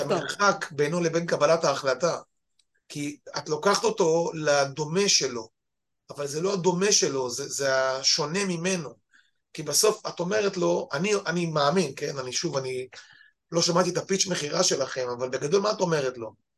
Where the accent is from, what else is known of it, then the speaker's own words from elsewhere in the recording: the Krayot, Haifa District, Israel; moved away as an adult; now in central Israel; באנו אנחנו מהקריות